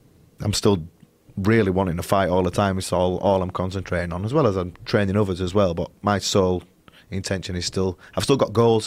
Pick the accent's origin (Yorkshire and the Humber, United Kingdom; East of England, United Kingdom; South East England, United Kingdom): Yorkshire and the Humber, United Kingdom; Leeds; I'm from Leeds, which is up north.